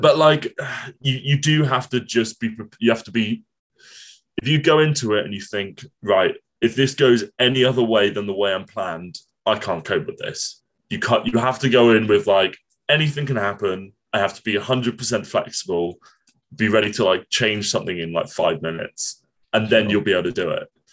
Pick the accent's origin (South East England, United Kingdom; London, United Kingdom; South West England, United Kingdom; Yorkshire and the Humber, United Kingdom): South East England, United Kingdom; Portsmouth; moved away as an adult; now in Cardiff, United Kingdom; when I was a kid, I grew up in Portsmouth